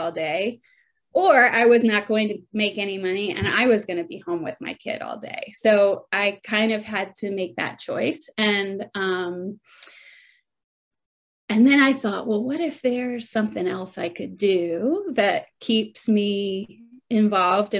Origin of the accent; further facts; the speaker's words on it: Atlanta, Georgia, United States; moved away as an adult; also born or lived in England; settling back in Atlanta, which is my hometown